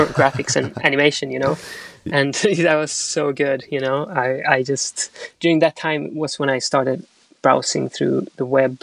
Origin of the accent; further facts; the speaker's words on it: Sweden; also born or lived in Chile; now in London, United Kingdom; I was born in Chile, but I grew up in Sweden.